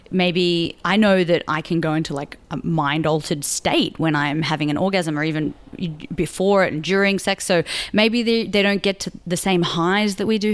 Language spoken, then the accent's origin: English; Sydney, New South Wales, Australia; moved away as an adult; also born or lived in Melbourne, Australia; now in Los Angeles, United States; I grew up in Sydney, and then I, I did high school there, and then I moved to Melbourne uh, to do my university degree.